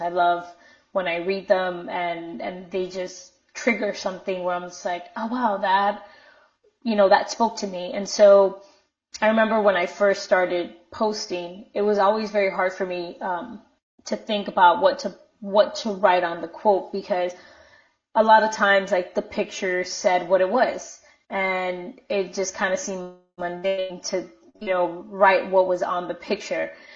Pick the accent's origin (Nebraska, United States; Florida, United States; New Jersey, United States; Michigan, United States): Florida, United States; Miami; also born or lived in Minnesota; I grew up in Miami, so I was never a minority in Miami.